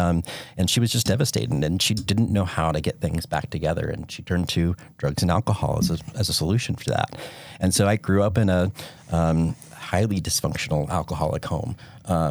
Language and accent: English; Houston, Texas, United States; I'm originally from Houston, Texas.